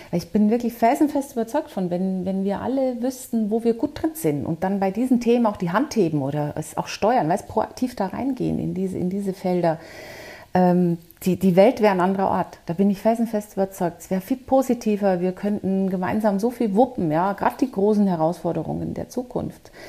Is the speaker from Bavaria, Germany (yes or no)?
yes; Bavaria, Germany; born there; accent: Bavarian; Also man hört es, man hört es tatsächlich. So ganz kriegt man das nie raus als Bayerin. Aber ich war ja auch im Ausland